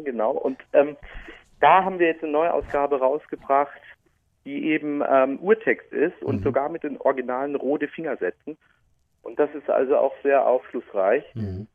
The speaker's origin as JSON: {"language": "German", "town": "Speyer", "region": "Rhineland-Palatinate", "country": "Germany", "also_born_or_lived": "Münster", "accent": "Palatinate (pfälzisch)", "said": "Ich bin also waschechter Pfälzer. Ich bin Speyerer"}